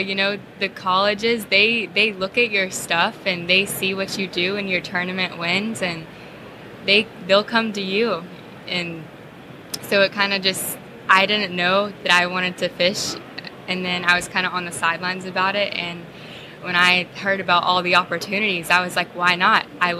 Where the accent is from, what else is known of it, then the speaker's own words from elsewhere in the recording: Marietta, Georgia, United States; my dad owns a local bait and tackle store in my hometown, Marietta, Georgia.